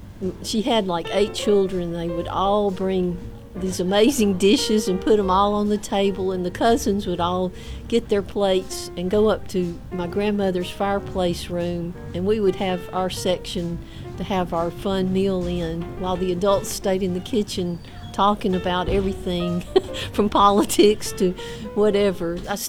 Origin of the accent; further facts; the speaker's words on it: Vestavia Hills, Alabama, United States; also born or lived in south of Calera, Alabama; I grew up in Vestavia Hills, but now I live south of Calera.